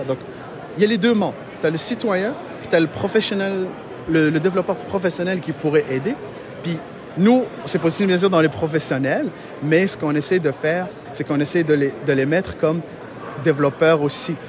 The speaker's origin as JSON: {"language": "French", "country": "Morocco", "also_born_or_lived": "Matane, Quebec, Canada", "moved": "yes", "lives_now": "Quebec, Canada", "said": "Moi, je suis d'origine du Maroc"}